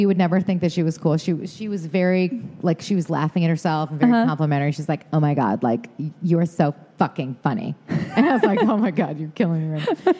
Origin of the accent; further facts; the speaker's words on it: Detroit, Michigan, United States; accent: Michigan; moved away as an adult; also born or lived in New York City; I am from Detroit.